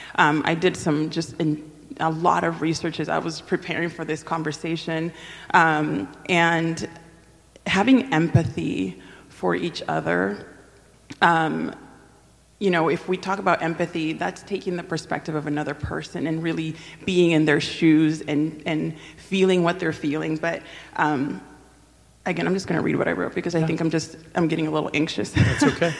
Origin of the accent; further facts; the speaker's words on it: Dominican Republic; first language Spanish; English is a second language; moved away; I'm originally from the Dominican Republic, so Spanish is my, is my first language.